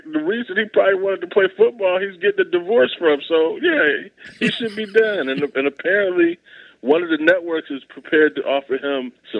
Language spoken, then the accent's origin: English; Ohio, United States; I'm from Ohio.